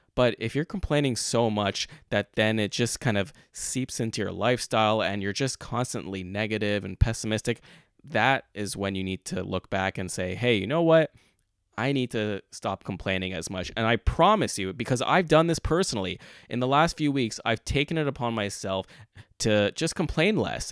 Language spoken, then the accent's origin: English; Montreal, Quebec, Canada; moved away as an adult; now in Toronto, Canada; I am born and raised in Montreal